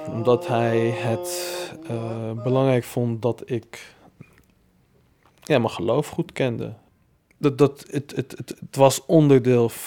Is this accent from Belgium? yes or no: no; Tunisia; ik de knuffel, uh, knuffel Tunesiër.